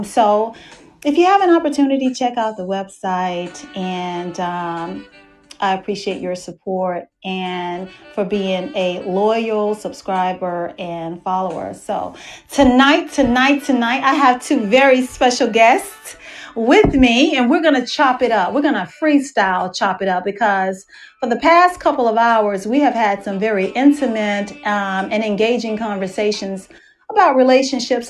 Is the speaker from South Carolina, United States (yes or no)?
no; Dallas, Texas, United States; moved away; I am hosting my show from my hometown of Dallas, Texas